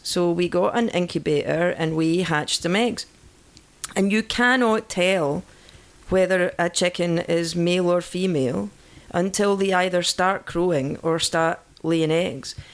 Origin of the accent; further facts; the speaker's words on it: Scotland, United Kingdom; moved away; I'm Scottish